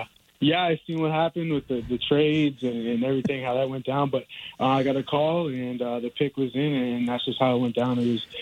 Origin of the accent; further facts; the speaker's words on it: Dartmouth, Nova Scotia, Canada; moved away; also born or lived in Louisiana; I'm from Dartmouth, Nova Scotia.